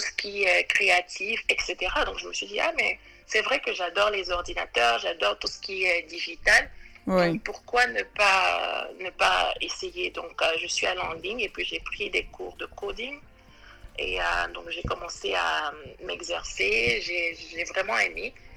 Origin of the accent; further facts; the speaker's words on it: Côte d’Ivoire; moved away as an adult; now in New York, United States; je suis originaire de la Côte d'Ivoire, mais je vis à New York depuis maintenant 9 ans.